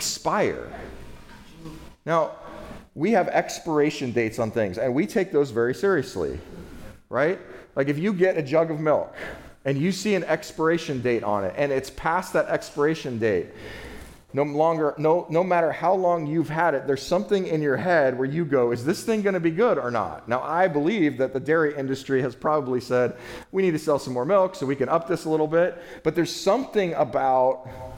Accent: California, United States; I'm from California

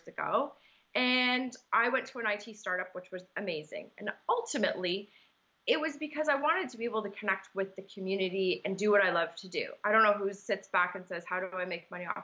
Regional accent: Markham, Ontario, Canada; I'm born and raised in Markham, so that's kind of where my home is

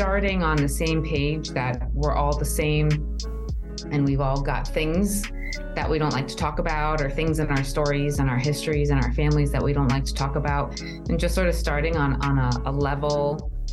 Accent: United States; also born or lived in New Jersey; now in Arizona, United States; I grew up on the East Coast in New York and New Jersey, in a very diverse community with a very diverse family

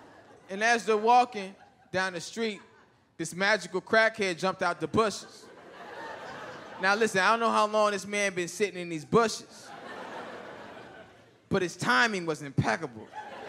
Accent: Mississippi, United States; We're from Mississippi, so Thanksgiving.

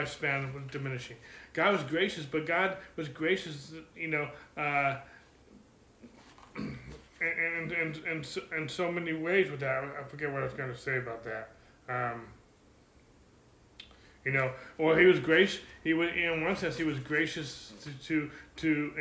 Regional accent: California, United States; I'm from California and I'm a pastor

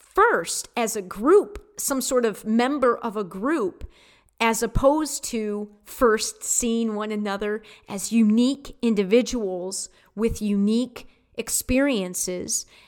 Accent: Detroit, Michigan, United States; I was brought up in Detroit and born in Detroit

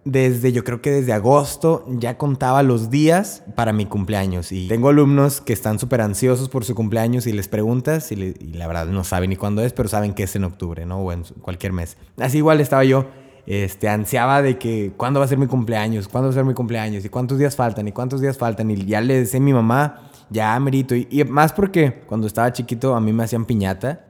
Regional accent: Mexico; now in United States; yo vivo en Estados Unidos, pero soy mexicano 100%.

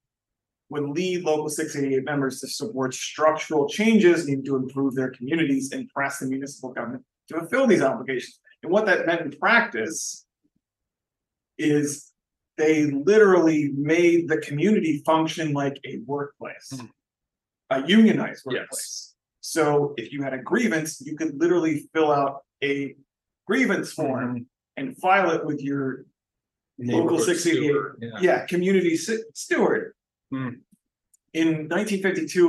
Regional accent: Texas, United States; I grew up in Texas.

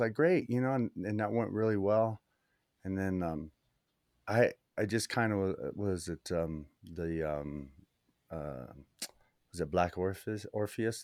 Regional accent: New Mexico, United States; also born or lived in El Paso, Texas / Las Cruces, New Mexico; now in Santa Fe, United States; I was born in El Paso and sort of made my way up through New Mexico, ending up here in Santa Fe, New Mexico.

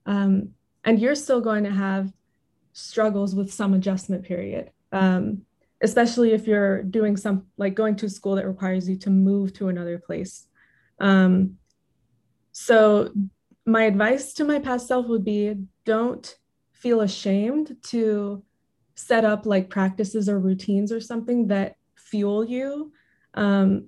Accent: Irvine, California, United States; moved away as an adult; also born or lived in Berkeley; I grew up in Irvine

